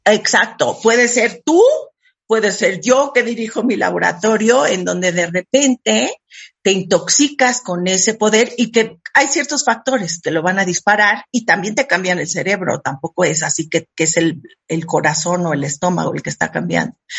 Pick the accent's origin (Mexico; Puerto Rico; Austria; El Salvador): Mexico; Yo soy súper mexicana